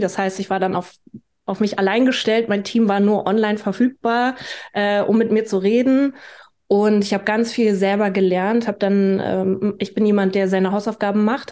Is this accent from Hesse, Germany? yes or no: no; Berlin, Germany; ich bin Berlinerin. Ich bin 1986 in Ostberlin geboren.